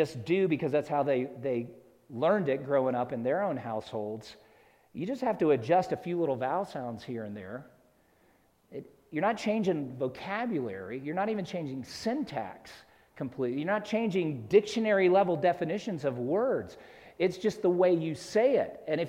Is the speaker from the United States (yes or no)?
yes; South Carolina, United States; moved away as an adult; also born or lived in Georgia / Alabama; now in Utah, United States; I was born in the South, in Georgia, for a brief time lived in Alabama, back to Georgia for a couple more years, and then just before my sixth birthday, we moved to South Carolina. I lived there until the day we moved to Utah 3 years ago.